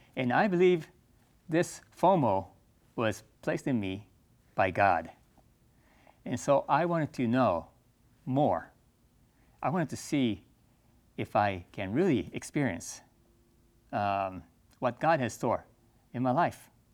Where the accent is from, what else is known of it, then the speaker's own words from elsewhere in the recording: Japan; I grew up in Japan